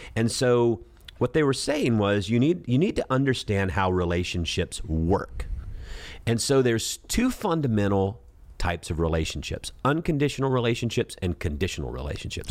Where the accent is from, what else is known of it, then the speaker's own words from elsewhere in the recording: Sea Island, Georgia, United States; I come from Sea Island, Georgia, where it's a, it's a golfing community